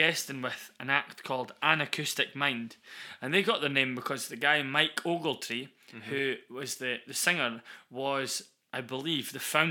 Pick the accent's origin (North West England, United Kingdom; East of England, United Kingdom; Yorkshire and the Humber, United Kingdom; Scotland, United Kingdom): Scotland, United Kingdom; Newbigging; also born or lived in Carnoustie; we're from Angus, right? We are. So we've grown up knowing all about the Declaration of Arbroath and its importance to Scotland